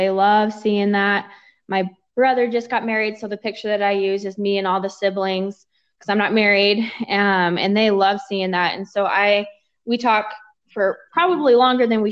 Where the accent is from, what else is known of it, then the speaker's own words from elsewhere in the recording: Oregon, United States; moved away as an adult; also born or lived in Rexburg, Idaho; now in Utah, United States; I am from Oregon, and I went to school out in Idaho in Rexburg